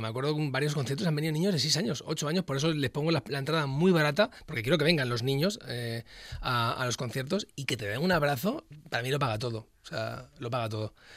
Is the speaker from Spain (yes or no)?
yes; Luanco, Asturias, Spain; also born or lived in Madrid; Yo llevo toda mi vida desde que soy muy, muy pequeño en eh, Luanco